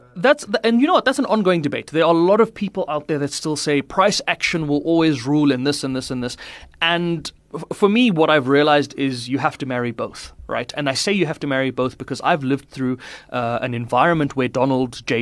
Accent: Pretoria, Gauteng, South Africa; also born or lived in Polokwane, Limpopo; now in Johannesburg, South Africa; I spent most of my, uh, schooling and my younger life in Pretoria.

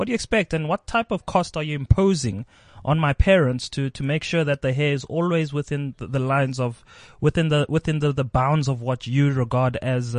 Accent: Pretoria, Gauteng, South Africa; I am from Pretoria.

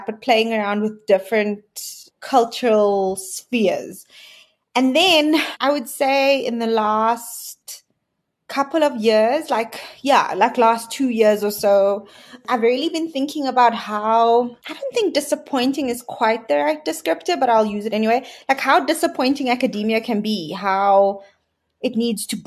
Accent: Cape Town, Western Cape, South Africa; I grew up in Cape Town in a quite traditional colored home

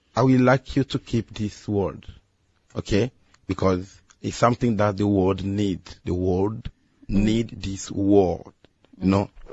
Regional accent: Angola; English is a second language; also born or lived in Democratic Republic of the Congo; now in Guangzhou, China; born in Congo Democratic, okay. and I grew up in Angola.

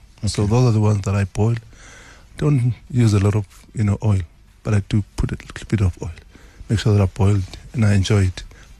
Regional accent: Eswatini; now in South Africa; I come from Swaziland.

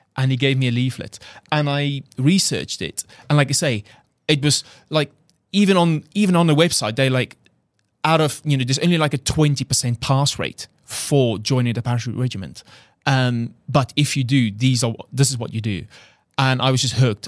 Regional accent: South Africa; accent: South African; English is a second language; moved away as an adult; he heard my accent, 'cause literally I flew from South Africa two days ago

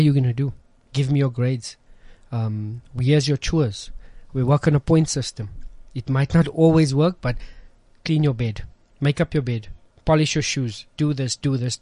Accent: Johannesburg, Gauteng, South Africa; moved away as an adult; I grew up in Westbury

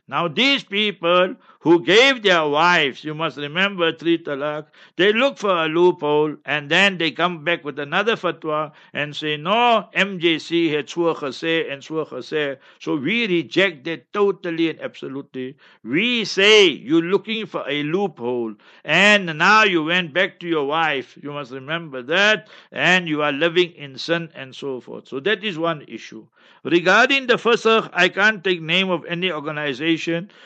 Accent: Heidelberg, Gauteng, South Africa; moved away; also born or lived in Pakistan / Newcastle, South Africa; I am from Heidelberg, right? So you must remember that I'm born and bred there. Then I went to Pakistan, seven years approximately, 20 years Newcastle, and now here

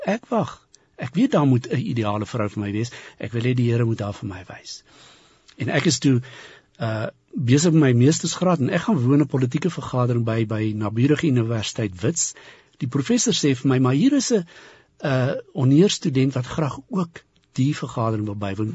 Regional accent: Polokwane, Limpopo, South Africa; ek het in Pietersburg groot geword

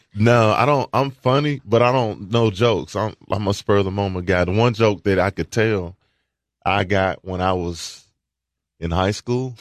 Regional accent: Walter Hill, Tennessee, United States; also born or lived in Murfreesboro; I went to Murfreesboro schools, but I grew up in Walter Hill, which is outside of Murfreesboro.

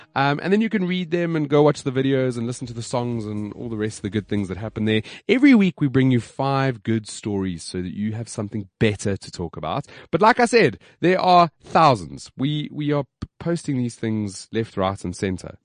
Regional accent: South Africa; being South African

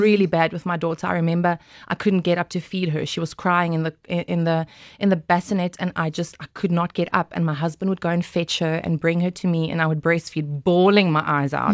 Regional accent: Glen Harvey, North West, South Africa; I grew up in Glen Harvey. That's, uh, close to Western Aria on your way to Potch

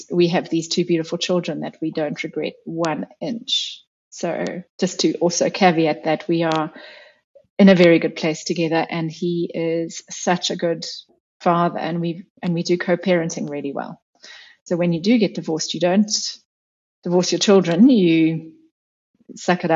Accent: South Africa; moved away as an adult; also born or lived in New Zealand; I am South African, but I lived overseas for quite a long time

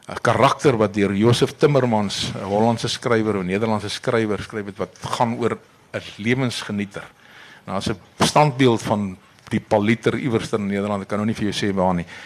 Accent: South Africa; ons is die enigste Suid-Afrikaners

